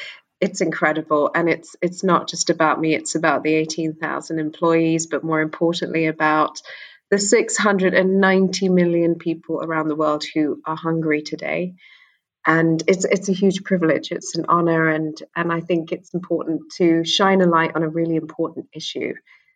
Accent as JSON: {"language": "English", "region": "London", "country": "United Kingdom", "tie": "born or raised there", "also_born_or_lived": "Sri Lanka (ancestry)", "said": "I'm from Sri Lanka. I was born in London. My parents are from Sri Lanka, and they're Sri Lankan Tamils"}